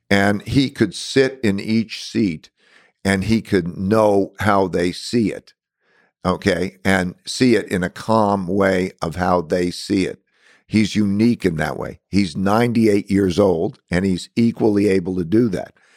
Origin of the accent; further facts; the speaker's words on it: United States; being an American here is that I grew up with all different nationalities